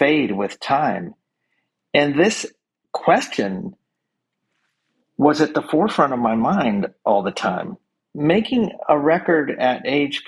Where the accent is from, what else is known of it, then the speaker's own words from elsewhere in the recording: Northern California, United States; now in Los Angeles, United States; We're both from Northern California